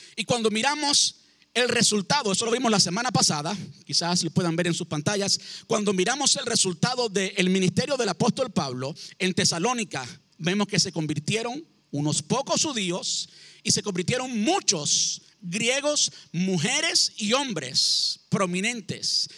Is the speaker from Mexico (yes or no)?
no; Cuba; now in United States; Yo llevo en este país 20 años, hace más tiempo que vivo en Estados Unidos del tiempo que viví en Cuba